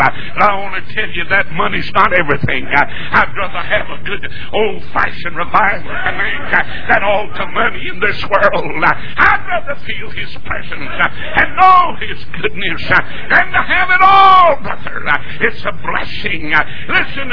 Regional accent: North Carolina, United States; moved away as an adult; now in Atlanta, United States; I was born in North Carolina. I'm a Tar Heel. I'll have tar on my heels when I die.

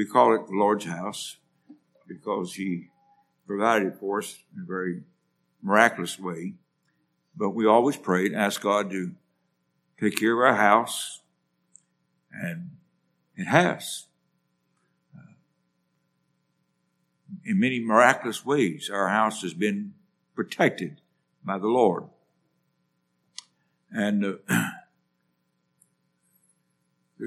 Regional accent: West Virginia, United States; moved away; I'm from West Virginia.

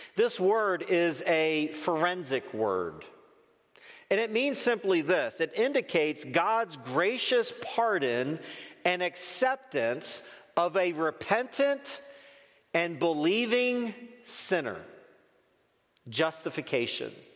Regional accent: Northeast, United States; moved away; I grew up in the Northeast

